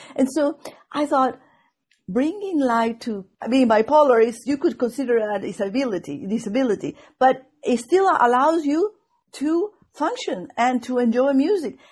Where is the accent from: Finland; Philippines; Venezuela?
Venezuela; English is a second language; moved away as an adult; also born or lived in Indiana; now in Boston, United States